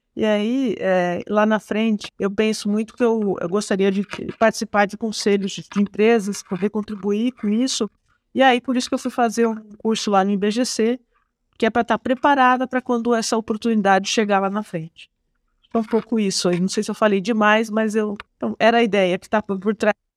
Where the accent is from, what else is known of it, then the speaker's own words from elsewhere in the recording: Penápolis, São Paulo, Brazil; accent: Porta Porteira (interior São Paulo); moved away; sou do interior do estado de São Paulo, Otávio. Eu sou de Penápolis